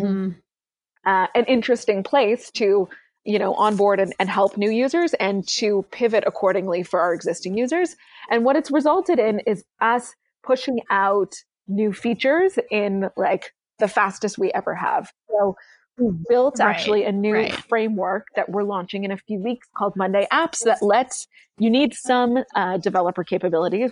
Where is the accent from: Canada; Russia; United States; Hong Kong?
Canada; moved away; I'm Canadian originally.